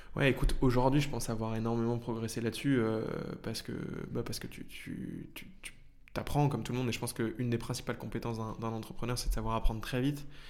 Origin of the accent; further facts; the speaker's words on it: Paris region, Île-de-France, France; j'ai grandi en région parisienne